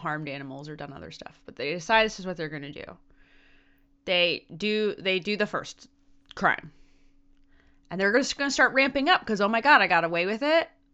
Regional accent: Maryland, United States; moved away; the weirdness that is my home state

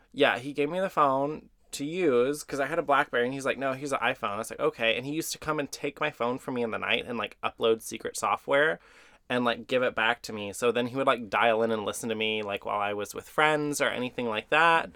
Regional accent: Texas, United States; I'm from Texas

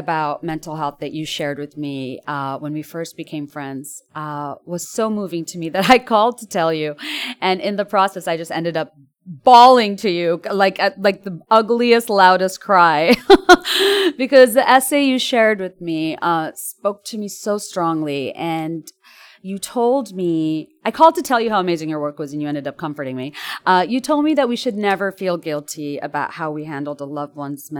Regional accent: Dhaka, Dhaka Division, Bangladesh; I grew up in Dhaka, Bangladesh

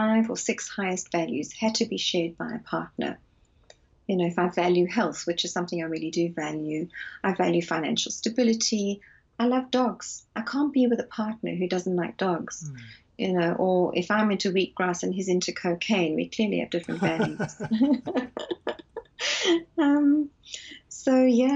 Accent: South Africa; moved away as an adult; now in London, United Kingdom; I'm originally from South Africa

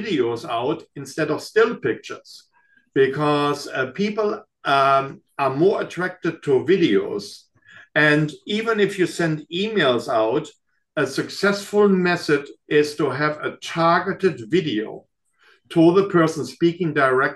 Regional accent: Germany; now in United States; coming from Germany

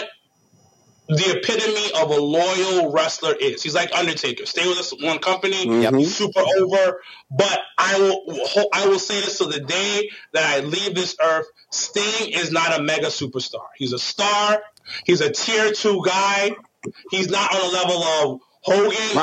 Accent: New York City, New York, United States; I was raised in Jamaica, Queens

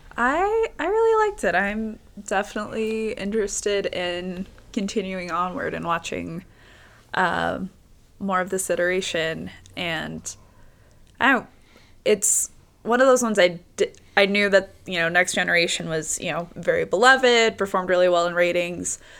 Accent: Las Vegas, Nevada, United States; I grew up in Las Vegas

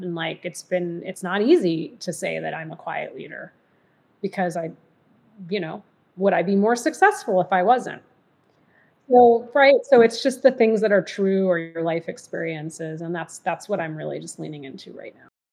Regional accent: Massachusetts, United States; moved away; also born or lived in Michigan / New Jersey; I was mostly raised in Massachusetts

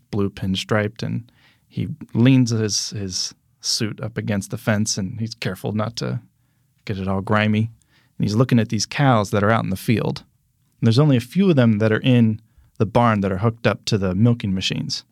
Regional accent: Pennsylvania, United States; also born or lived in New Jersey / Michigan; now in Orlando, United States; I grew up in Pennsylvania

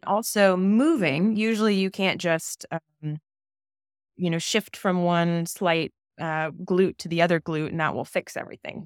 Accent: California, United States; I grew up in California

